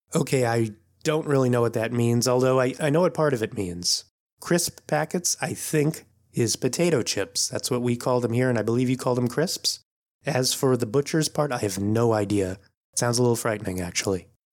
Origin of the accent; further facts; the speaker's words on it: D.C., East Coast of the US, United States; also born or lived in New York City area, United States; now in Oakland, United States; I'm actually originally from the East Coast of the U S. I grew up not too far from Washington, D C